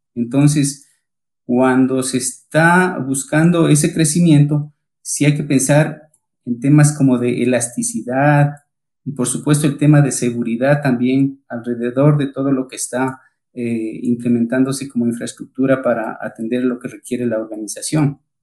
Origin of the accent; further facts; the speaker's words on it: Ecuador; accent: Ecuadorian; moved away as an adult; now in Colombia; como escucharán mi tono de voz, soy ecuatoriano